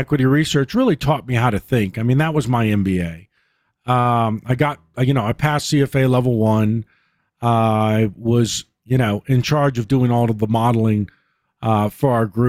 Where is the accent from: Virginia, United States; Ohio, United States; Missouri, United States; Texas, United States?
Virginia, United States; Well, I grew up in Southwest Virginia and went to school there